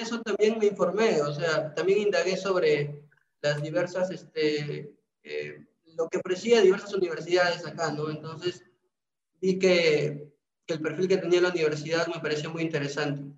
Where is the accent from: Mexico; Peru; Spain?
Peru; Trujillo, La Libertad; yo sí soy de Trujillo